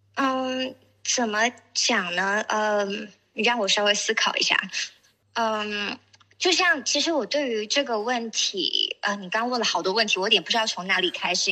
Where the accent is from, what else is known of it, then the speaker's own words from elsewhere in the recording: Shenzhen, Guangdong, China; 我是深圳人